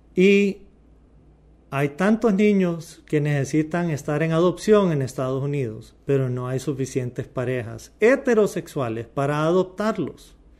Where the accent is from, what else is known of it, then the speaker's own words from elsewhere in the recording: Honduras; como hondureños